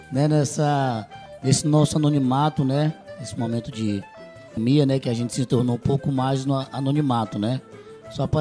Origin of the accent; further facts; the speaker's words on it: São Luís, Maranhão, Brazil; Eles, lá no nosso bairro, lá em São Luís, no bairro do Anil, a gente sempre teve aquela grada